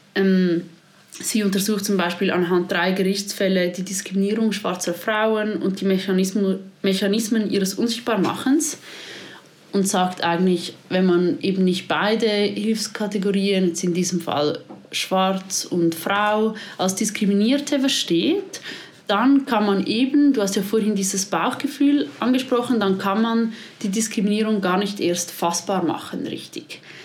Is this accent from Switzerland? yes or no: yes; Switzerland; bei uns in der Schweiz